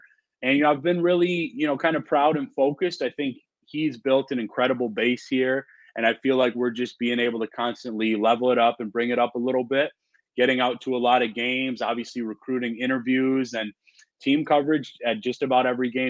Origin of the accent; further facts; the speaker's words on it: Wisconsin, United States; it's been really cool moving back to my home state and now, you know, covering the Badgers.